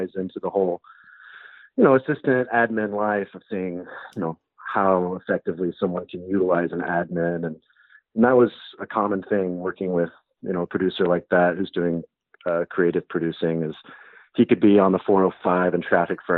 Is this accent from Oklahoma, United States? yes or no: yes; Owasso, Oklahoma, United States; moved away as an adult; also born or lived in Los Angeles; I grew up in Oklahoma